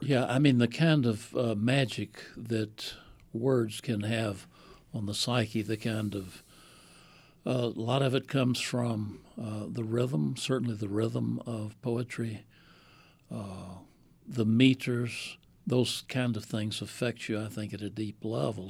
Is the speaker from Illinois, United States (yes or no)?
no; Winston-Salem, North Carolina, United States; also born or lived in Mooresville, North Carolina / White Sulphur Springs, West Virginia; we moved to Winston-Salem, which I think about as my hometown now because I finished elementary school there and high school